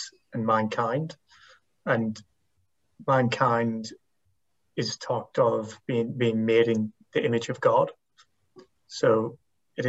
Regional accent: Northern Ireland, United Kingdom; Coming from a Northern Irish Protestant Catholic background

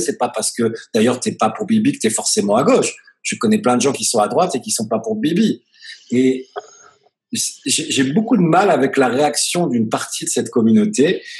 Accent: France; now in Tel Aviv, Israel; nous, on est français

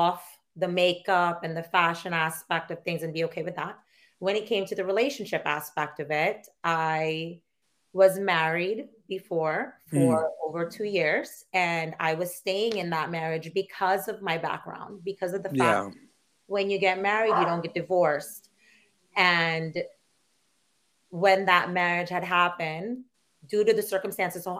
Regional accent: Philippines; moved away; I grew up in the Philippines and I was a Catholic girl.

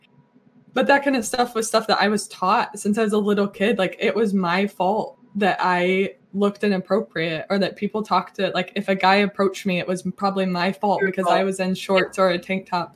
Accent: the American South, United States; I grew up in a Southern conservative Christian family.

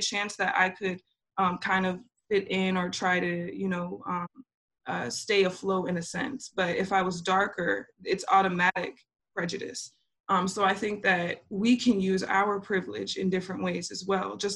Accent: Minnesota, United States; I'm from Minnesota

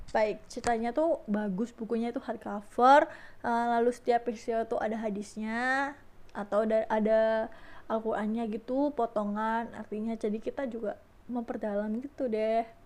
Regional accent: Surabaya, East Java, Indonesia; accent: medok; Asal aku dari Surabaya guys Jadi ya, kalau ngomong bahasa Indonesia ya, mohon maaf ya agak medok-medok

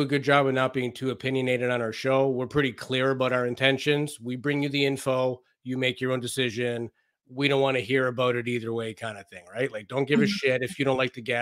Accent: Canada; I'm actually from Canada, and my family's Portuguese

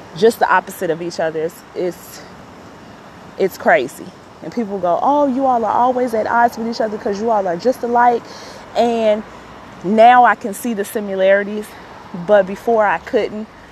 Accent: Chicago, Illinois, United States; I'm born and raised in Chicago

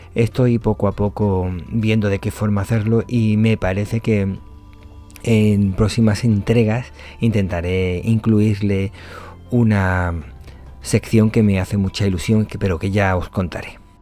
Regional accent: Cádiz, Andalusia, Spain; now in Málaga, Spain; en mi tierra, en Cádiz, bueno, en mi tierra de nacimiento, porque ya llevo más tiempo en Málaga que en Cádiz

